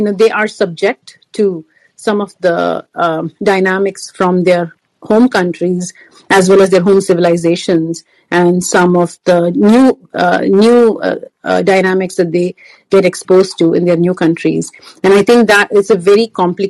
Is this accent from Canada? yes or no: no; India; now in United States; I live in the United States. I'm from India.